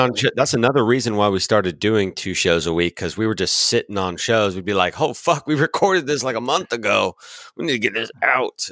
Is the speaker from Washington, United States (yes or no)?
yes; Washington, United States; I'm a Washingtonian, so I was born and raised in Washington